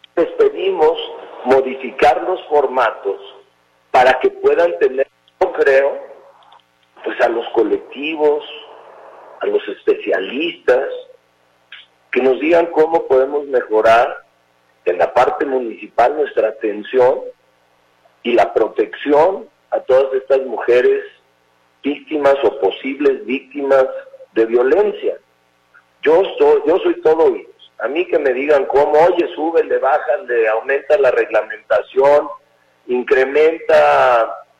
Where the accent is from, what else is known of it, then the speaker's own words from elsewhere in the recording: Guadalajara, Jalisco, Mexico; los tapatíos, sí, es cierto, somos críticos, y estamos señalando cualquier cosa en nuestra ciudad